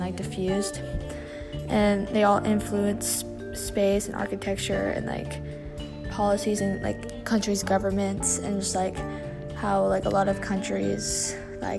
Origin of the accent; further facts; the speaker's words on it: Texas, United States; I'm from Texas